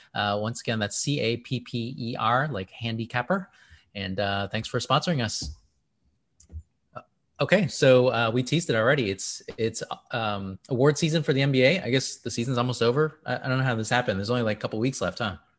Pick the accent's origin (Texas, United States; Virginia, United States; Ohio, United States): Texas, United States; Houston; I am from Houston